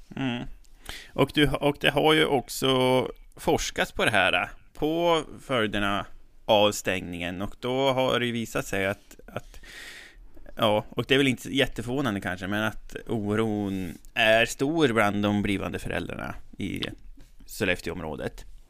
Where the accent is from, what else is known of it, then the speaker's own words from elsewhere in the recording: Resele, Västernorrland County, Sweden; now in Härnösand, Sweden; Jag kommer ju från Resele, men jag bor ju i Härnösand nu